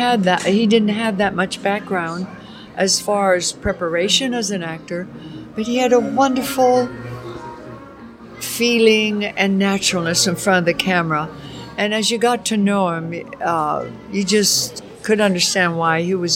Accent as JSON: {"language": "English", "region": "Alberta", "country": "Canada", "tie": "born there", "also_born_or_lived": "Montana / Oregon / California", "moved": "yes", "said": "I was born in Alberta, Canada, outside of Calgary."}